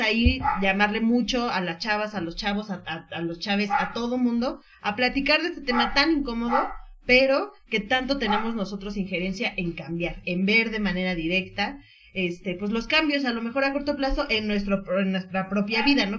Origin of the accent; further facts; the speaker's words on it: Mexico; nuestro país